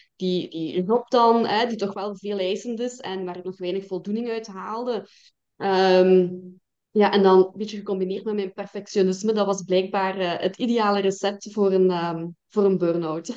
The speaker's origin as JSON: {"language": "Dutch", "area": "Belgian Limburg", "region": "Flanders", "country": "Belgium", "said": "Ik ben afkomstig uit Limburg, Belgisch Limburg dan, hè? zoals dat je waarschijnlijk kunt horen"}